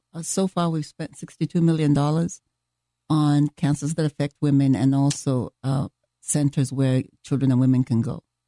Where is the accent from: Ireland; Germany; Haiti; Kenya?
Kenya; moved away; I am from Kenya